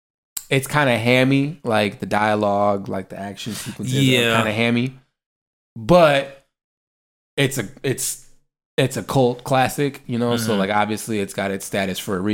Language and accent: English; Nebraska, United States; I'm from Nebraska